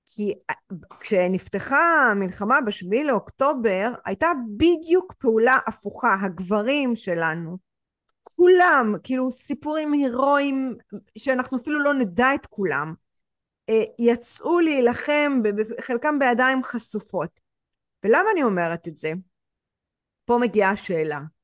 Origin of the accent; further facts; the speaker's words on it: Israel; אני ישראלית, ההורים שלי ישראלים